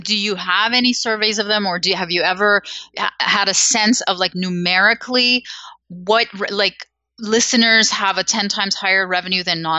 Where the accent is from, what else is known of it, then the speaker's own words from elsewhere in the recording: Canada; Because I'm Canadian, you see, like, we're gentle.